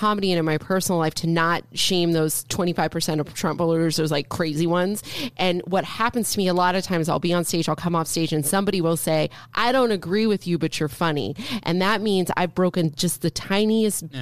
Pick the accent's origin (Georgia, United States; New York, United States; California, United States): California, United States; Northern; I was the only brown person in the community I grew up in Northern California.